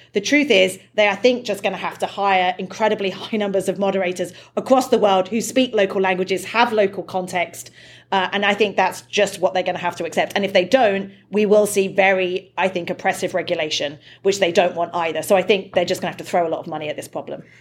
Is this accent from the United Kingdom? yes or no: yes; United Kingdom; I'm British